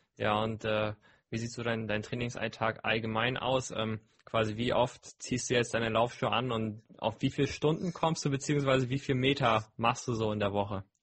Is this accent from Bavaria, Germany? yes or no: no; Hamburg, Germany; bei uns in Hamburg